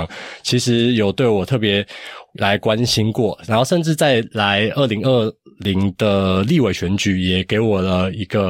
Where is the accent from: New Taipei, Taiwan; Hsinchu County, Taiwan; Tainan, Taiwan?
Hsinchu County, Taiwan; 我是新竹人